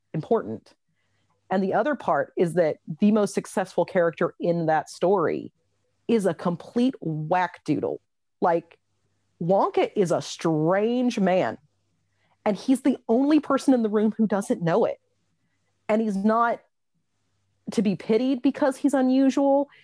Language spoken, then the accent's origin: English; United States; moved away as an adult; now in Wexford, Ireland; I'm an American